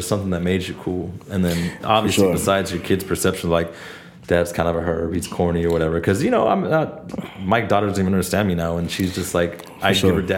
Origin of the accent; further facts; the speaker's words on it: Los Angeles, California, United States; also born or lived in Santa Barbara; I am Asian American, born and raised in LA, the Valley, rather